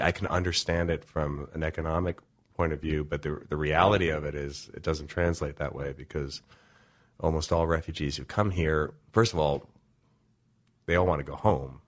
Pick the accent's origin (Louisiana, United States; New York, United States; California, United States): New York, United States; New York City; moved away as an adult; also born or lived in Los Angeles, United States; I grew up with in New York